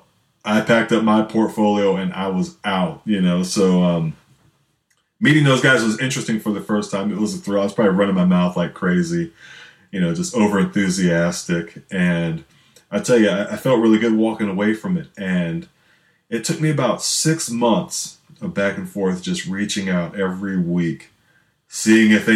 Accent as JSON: {"language": "English", "town": "Canton", "region": "Ohio", "country": "United States", "said": "I'm originally from Canton, Ohio"}